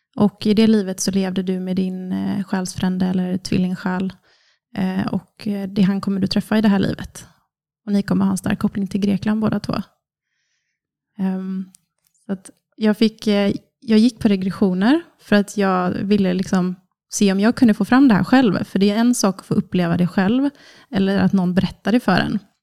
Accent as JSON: {"language": "Swedish", "town": "Kungsbacka", "region": "Halland County", "country": "Sweden", "tie": "born or raised there", "said": "jag är snart 30, från Kungsbacka, som ligger strax söder om Göteborg. Uppvuxen på en bondgård med mamma, pappa och två syskon."}